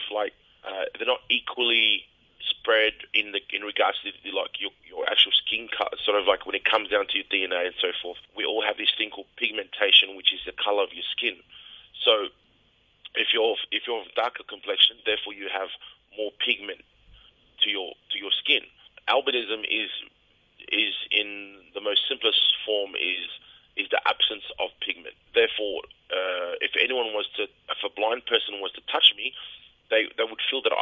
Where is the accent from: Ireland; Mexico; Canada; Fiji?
Fiji; moved away; we're from the Fiji together